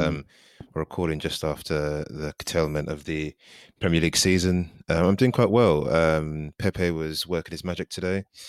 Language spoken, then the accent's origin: English; Nigeria; as a Nigerian